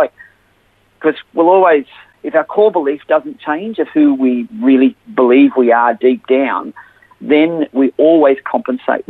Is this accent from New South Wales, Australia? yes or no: yes; Sydney, New South Wales, Australia; also born or lived in Maxville, New South Wales; now in Gladstone, Australia; I was actually born in a little coastal town called Maxville in New South Wales, but I grew up in Sydney, northwestern suburbs, in a suburb called Carlingford